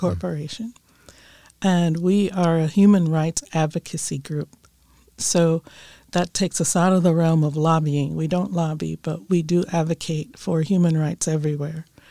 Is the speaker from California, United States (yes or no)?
no; Akron, Ohio, United States; now in Orange, United States; I grew up in Akron, Ohio